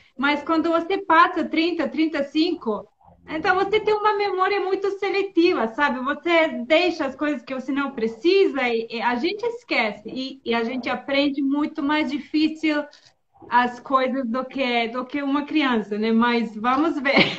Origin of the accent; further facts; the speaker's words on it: Bosnia & Herzegovina; first language Serbo-Croatian; Portuguese is a second language; also born or lived in Finland / Serbia / São Paulo, Brazil; now in Turkey; eu nasci na Bósnia e na, é, quando eu tinha 10 anos, é, a guerra começou